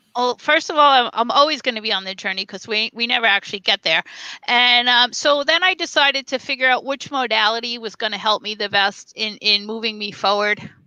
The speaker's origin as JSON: {"language": "English", "town": "New York City", "region": "New York", "country": "United States", "tie": "born or raised there", "also_born_or_lived": "North Carolina / Las Vegas", "moved": "as an adult", "said": "I'm a New Yorker"}